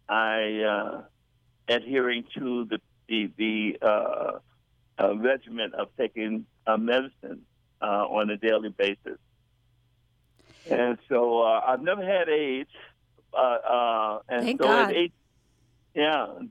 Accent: Chicago, Illinois, United States; I was born in Chicago

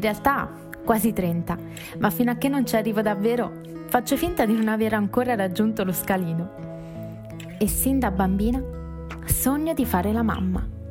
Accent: Pisa, Tuscany, Italy; Sono nata a Pisa

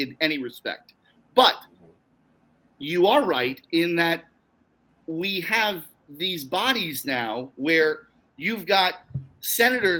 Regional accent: Long Island, New York, United States; I grew up on Long Island.

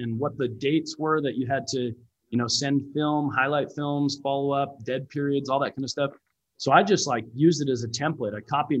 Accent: Lethbridge, Alberta, Canada; I grew up in Canada. I was born and raised in Canada. My family moved around a ton when I was a kid.

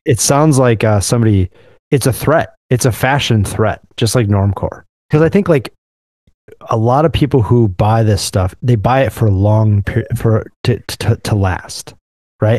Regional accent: Midwest, United States; as a Midwesterner

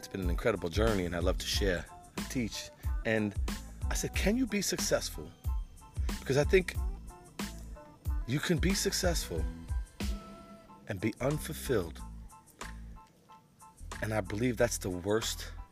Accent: New York City, New York, United States; I'm from Brooklyn, New York. Been around for a while. Grew up on the streets of Brooklyn in the 70s, 80s, and 90s

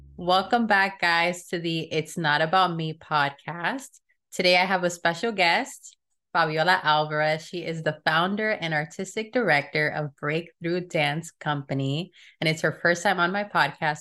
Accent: Miami, Florida, United States; we grew up in Miami, so there's a lot of Hispanic people there

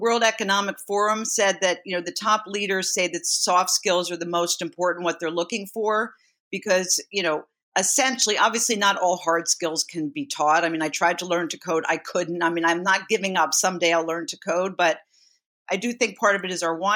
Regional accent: Philadelphia, Pennsylvania, United States; now in New York City, United States; I grew up in Philadelphia.

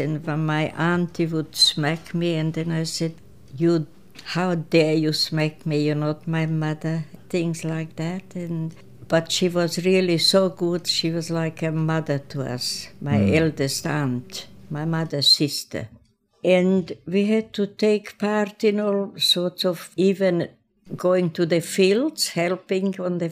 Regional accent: Oberwart, Burgenland, Austria; first language Croatian; English is a second language; moved away as an adult; also born or lived in Prelog, Croatia; now in Australia; I was born in Croatia, a village called Prelog, and I had a sister. She was older than I was. And then my mother died when I was 3 years old, and we came to live with grandparents in Oberwart, that's in Burgenland, a part of Austria

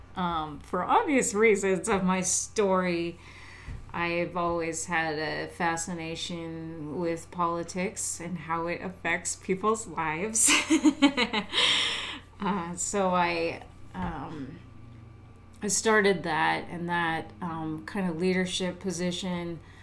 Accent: Alaska, United States; moved away; I'm far away from Alaska now

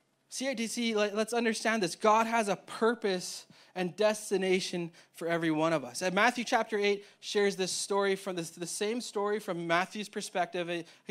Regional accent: Winnipeg, Manitoba, Canada; so me and Tay, we grew up in Winnipeg, Manitoba, and the paths that we got to get to Toronto were vastly different.

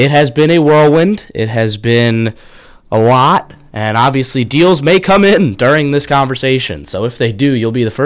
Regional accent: New York, United States; I am from New York.

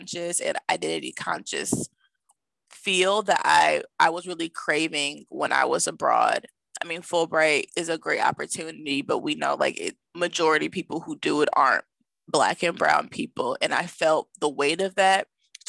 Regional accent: Milwaukee, Wisconsin, United States; my hometown of Milwaukee

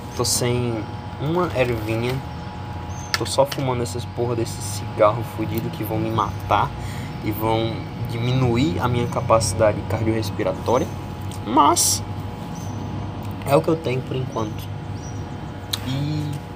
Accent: Paraíba, Brazil; accent: paraibano; Eu sou paraibano

